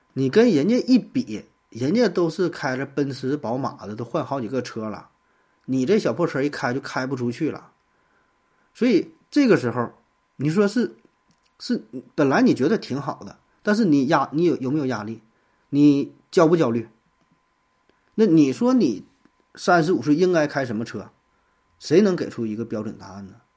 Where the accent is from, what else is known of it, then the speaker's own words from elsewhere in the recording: Northeast China, China; 像咱东北呢，有很多是闯关东来的哈，一说这籍贯是哪的，或者说老家是哪的，有很多是从这个山东闯关东过来的哈